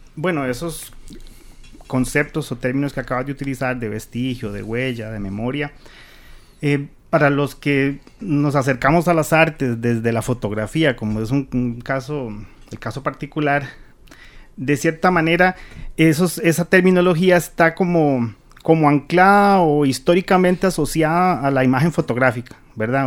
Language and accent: Spanish; Central Valley, Costa Rica; yo soy evidentemente del Valle Central